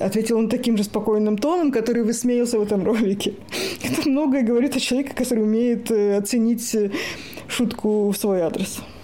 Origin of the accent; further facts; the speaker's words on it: Moscow, Russia; moved away as an adult; now in Sweden; я из Москвы